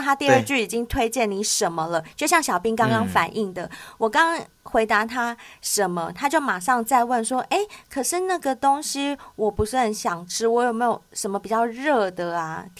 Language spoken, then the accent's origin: Chinese; Taipei, Taiwan; 嗯、哦，我是台北人，对，